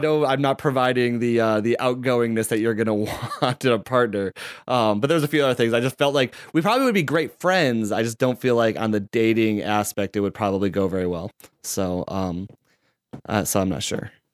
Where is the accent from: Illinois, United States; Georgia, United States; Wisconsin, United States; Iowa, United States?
Illinois, United States; Chicago; I'm from Chicago